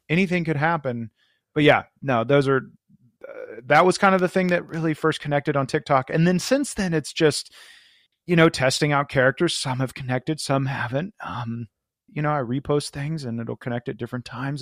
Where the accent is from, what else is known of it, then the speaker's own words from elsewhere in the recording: Florida, United States; I was from Florida